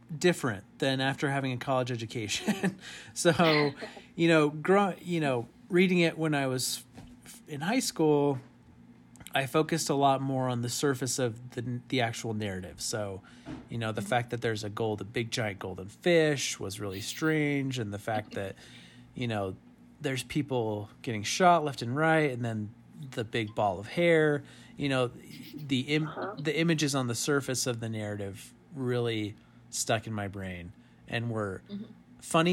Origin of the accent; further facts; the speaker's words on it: New Mexico, United States; moved away; my home state